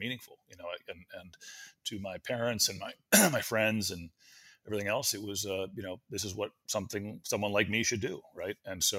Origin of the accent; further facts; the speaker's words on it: Washington, District of Columbia, United States; also born or lived in College Park, Maryland; I grew up in Washington, D.C. and in College Park, Maryland.